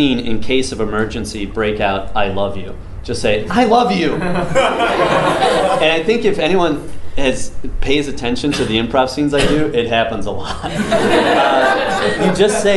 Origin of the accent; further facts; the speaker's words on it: Northern Michigan, United States; I grew up in Northern Michigan, didn't know anything else about it.